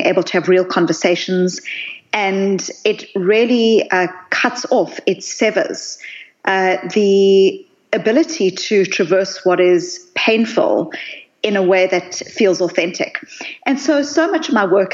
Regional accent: South Africa; I grew up in South Africa

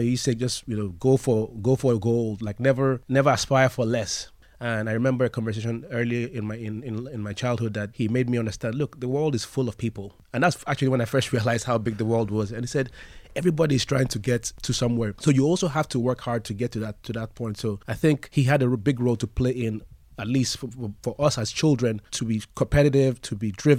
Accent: Lagos, Nigeria; Yes, we're from Lagos, Nigeria.

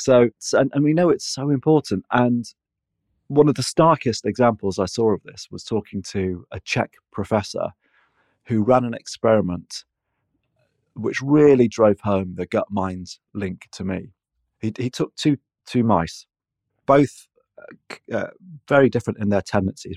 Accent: Manchester, North West England, United Kingdom; moved away; also born or lived in London; I'm a Mancunian

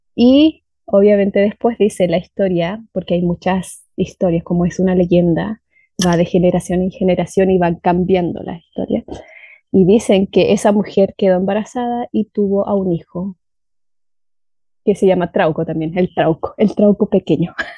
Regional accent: Valdivia, Los Ríos, Chile; Mi ciudad se llama Valdivia y está en el sur de Chile

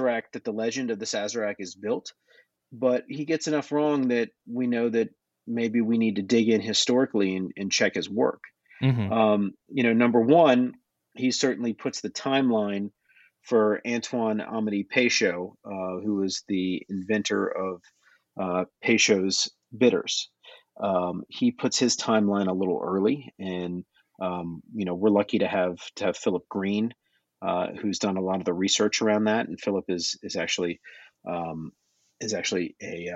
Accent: New Orleans, Louisiana, United States; born or raised there

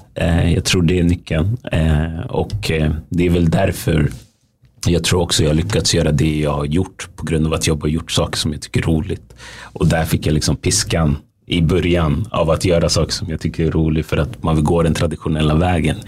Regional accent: Västerås, Västmanland, Sweden; moved away as an adult; also born or lived in United States; now in Stockholm, Sweden; jag är ju född och uppvuxen i Sverige

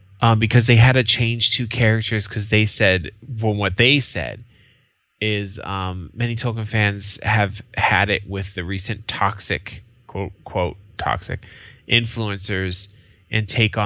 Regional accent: United States; I'm American

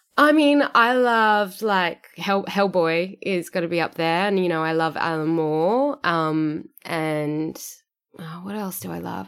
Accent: Sydney, New South Wales, Australia; moved away as an adult; now in Perth, Australia; Sydney, which is my, you know, my hometown

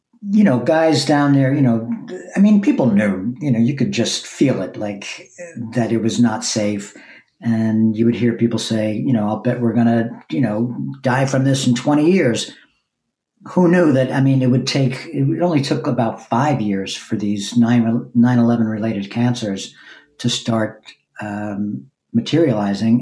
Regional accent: Long Island, New York, United States; moved away as an adult; also born or lived in East Village, New York City; now in Brooklyn, United States; then we moved to Long Island when I was eight. So I spent my real formative years in Long Island

